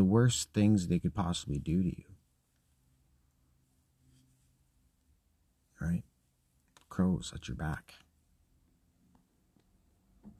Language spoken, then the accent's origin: English; Scotland, United Kingdom; I'm Scottish